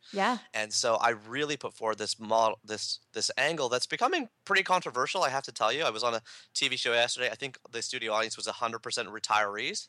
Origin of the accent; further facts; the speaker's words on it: Canada; I'm a Canadian